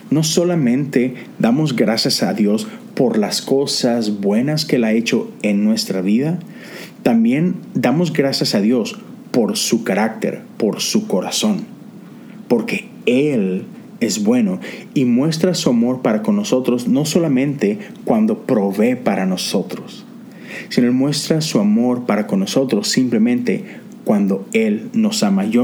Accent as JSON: {"language": "Spanish", "country": "Mexico", "lives_now": "Houston, United States", "said": "nosotros nos mudamos de México para Houston hace cerca ya de 10 años y déjame decirte que no fue una transición sencilla para nada."}